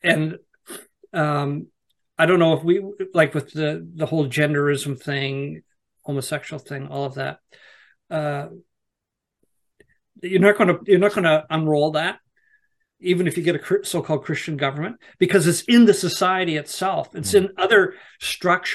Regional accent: Canada; also born or lived in Nova Scotia; I'm from Canada

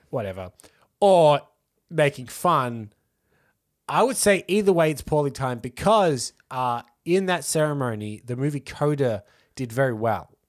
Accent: Australia; we're Australian.

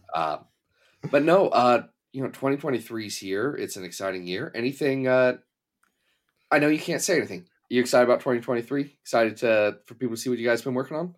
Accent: Ohio, United States; I'm also from Ohio

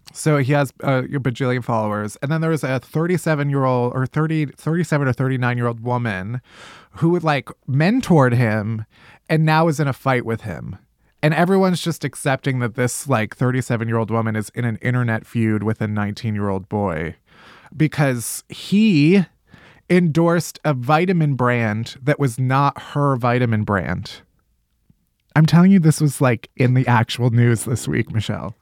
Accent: Chicago, Illinois, United States; where am I from? Chicago

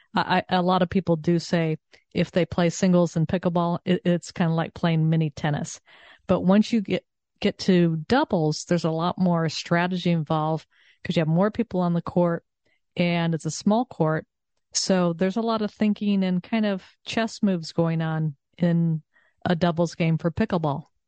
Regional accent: Southern California, United States; also born or lived in Texas; now in Connecticut, United States; I grew up in Southern California and then I lived in Texas for many years

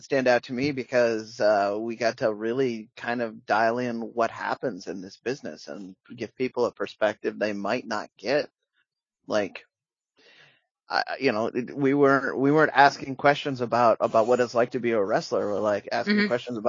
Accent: Pacific Northwest, United States; I'm here. I'm from the Pacific

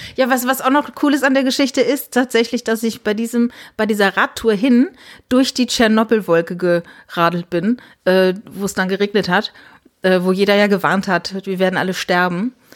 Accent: Rhineland-Palatinate, Germany; moved away; ich bin in der Südpfalz groß geworden

